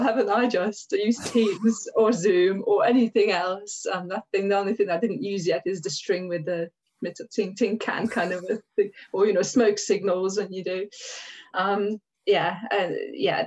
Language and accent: English; Hungary; English is a second language; moved away as an adult; now in England; I'm Hungarian, um, and I came over to England in 1996 when I was 19 years old.